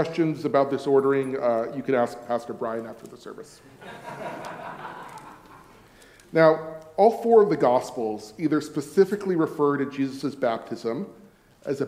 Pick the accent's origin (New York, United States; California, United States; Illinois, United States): California, United States; accent: Californian; moved away as an adult; also born or lived in France / Switzerland; now in Hamilton, New Zealand; an American and indeed a Californian accent